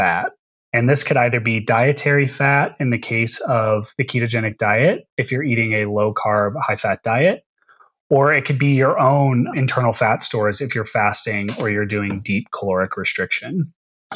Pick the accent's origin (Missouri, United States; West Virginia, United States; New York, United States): Missouri, United States; St. Louis; my hometown of St. Louis, Missouri